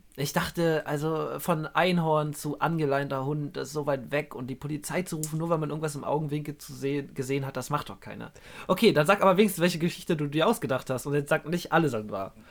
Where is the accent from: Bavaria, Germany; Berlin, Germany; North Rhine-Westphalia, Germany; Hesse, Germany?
Berlin, Germany; wir beide kommen ja auch aus Berlin